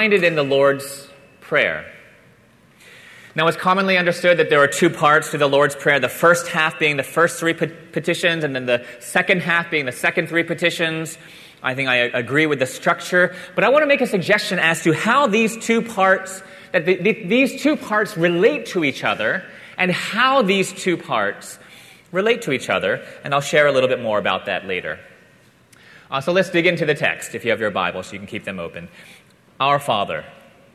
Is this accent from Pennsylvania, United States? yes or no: yes; Philadelphia, Pennsylvania, United States; as a kid growing up in the Philadelphia area